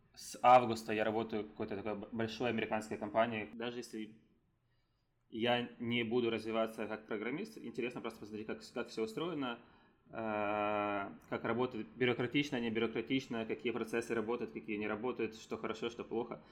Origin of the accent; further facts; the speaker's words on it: Ukraine; now in San Francisco, United States; я есть гражданином Украины, но я не живу там